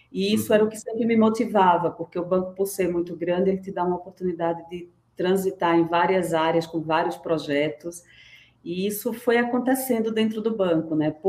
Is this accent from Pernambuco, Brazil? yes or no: yes; Recife, Pernambuco, Brazil; moved away as an adult; now in São Paulo, Brazil; Eu, eu sou pernambucana, tá? Eu vim de Recife, estou em São Paulo há 15 anos já.